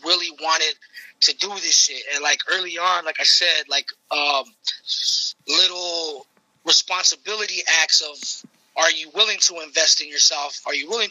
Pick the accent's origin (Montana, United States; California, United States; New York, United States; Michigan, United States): California, United States; Los Angeles; I'm born and raised in Los Angeles. You know, I'm from a Mexican household